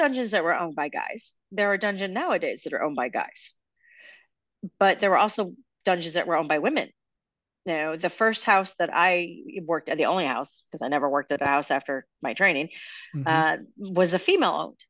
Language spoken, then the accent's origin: English; Chicago, Illinois, United States; Chicago's always been my kind of town. It's my hometown